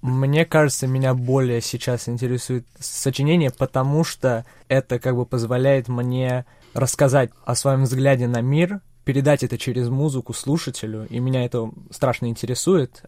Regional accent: Czechia; also born or lived in Russia; родной дом всё-таки Чехия. Я родился в России

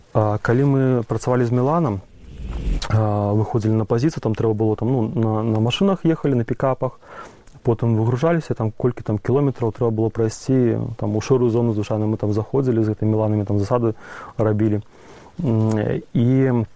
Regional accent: Belarus; now in Ukraine; я беларус

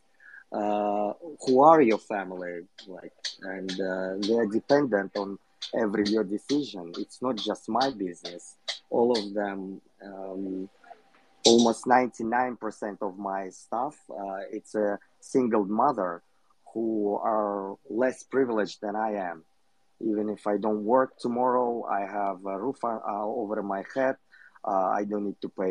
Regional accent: Kyrgyzstan; I'm from Kyrgyzstan

